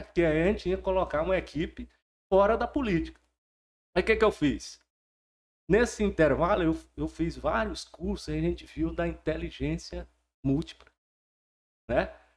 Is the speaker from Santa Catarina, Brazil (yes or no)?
no; Porto Nacional, Tocantins, Brazil; sou de outubro, nasci aqui em Porto Nacional mesmo.